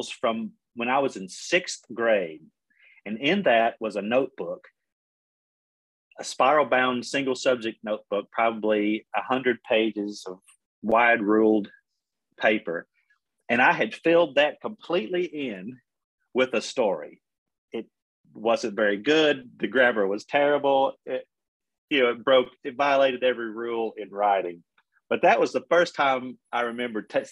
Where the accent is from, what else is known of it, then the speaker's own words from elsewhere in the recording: Middle Tennessee, United States; also born or lived in Oklahoma; I grew up in Middle Tennessee, not too far, you know, 30 minutes from Nashville